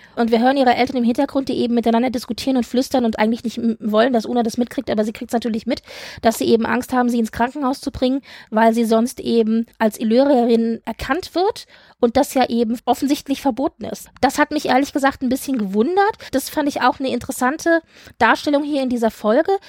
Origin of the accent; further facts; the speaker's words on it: Frankfurt, Hesse, Germany; ich als alter Frankfurter